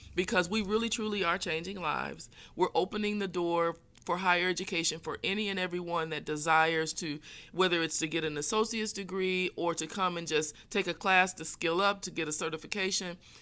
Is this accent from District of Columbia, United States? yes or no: no; Fort Wayne, Indiana, United States; I am originally from Fort Wayne, Northeast Indiana. grew up, uh, on the south side of town